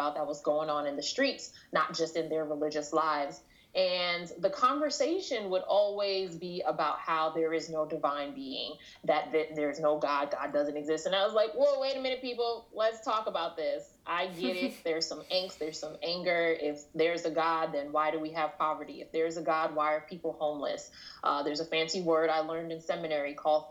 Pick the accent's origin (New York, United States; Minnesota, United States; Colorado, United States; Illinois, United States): New York, United States; New York City; first language English; I grew up in Queens, New York